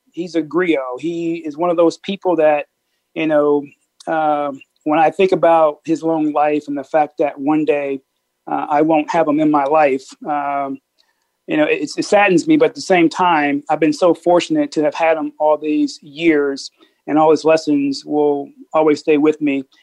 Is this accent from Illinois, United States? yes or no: yes; Peoria, Illinois, United States; moved away; I'm from Peoria, Illinois